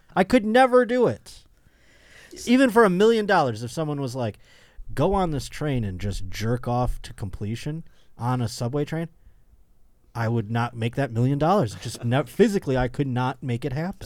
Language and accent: English; Buffalo, New York, United States; moved away; I'll be in my hometown of Buffalo, New York